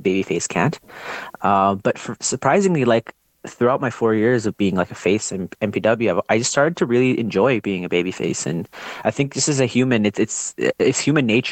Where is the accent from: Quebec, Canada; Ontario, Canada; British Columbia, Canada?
Ontario, Canada; now in Alberta, Canada; I'm originally from Ontario as well.